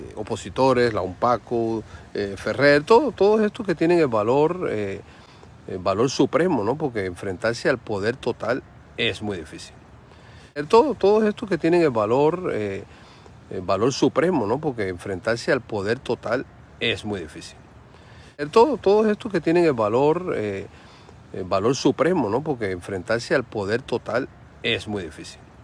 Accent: Cuba; soy un ciudadano, soy cubano

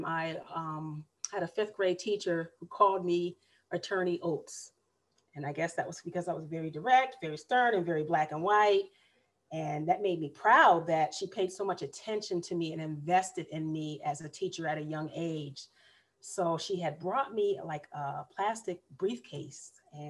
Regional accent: Massachusetts, United States; moved away as an adult; now in Raleigh, United States; I am originally a Northerner

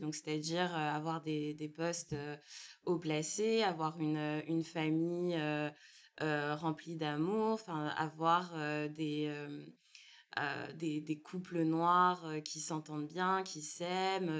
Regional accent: France; also born or lived in Martinique; j'ai grandi, je suis née, j'ai grandi en France hexagonale

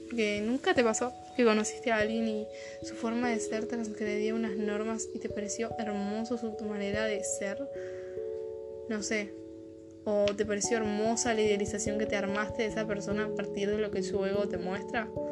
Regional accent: Argentina; Son las 5 acá en mi país de origen. Si conoces un poco de lo que es el dialecto latinoamericano, sabrás que estoy viviendo Argentina

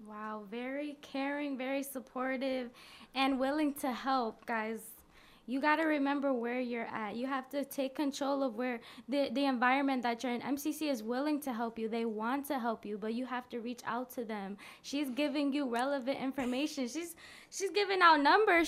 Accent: Rochester, New York, United States; it's already in my hometown

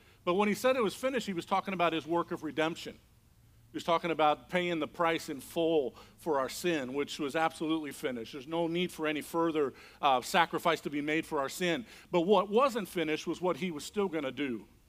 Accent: Indiana, United States; moved away as an adult; also born or lived in Mazatlan, Mexico; Fort Wayne, Indiana. I grew up in Indiana.

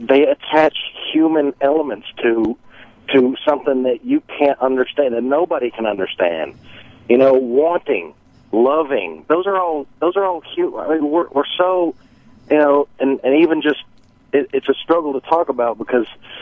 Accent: the South, United States; now in Florida, United States; I grew up in the South

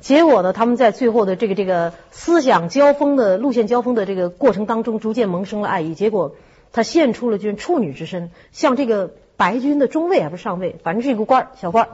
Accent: China; 我们中国人都熟悉那个故事

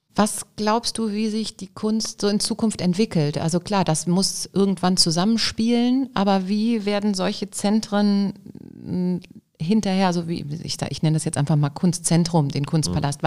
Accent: Düsseldorf, North Rhine-Westphalia, Germany; ich als Düsseldorfer

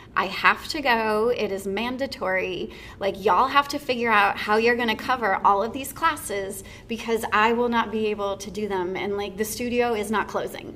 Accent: Dallas, Texas, United States; also born or lived in Houston, Texas / Atlanta, Georgia; now in Winston-Salem, United States; I'm originally from Dallas, Texas

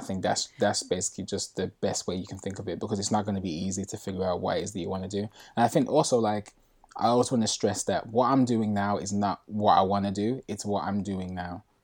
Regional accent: Birmingham, West Midlands, United Kingdom; moved away as an adult; now in London, United Kingdom; I moved from Birmingham, which is where I'm originally from

